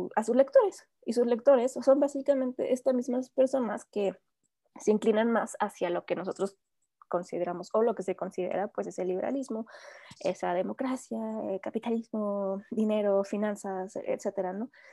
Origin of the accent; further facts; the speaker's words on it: Mexico; a nosotros como mexicanos